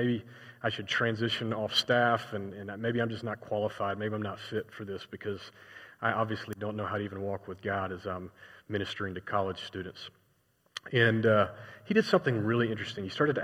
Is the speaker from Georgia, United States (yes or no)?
yes; Atlanta, Georgia, United States; moved away as an adult; also born or lived in Indiana; I was from Atlanta, Georgia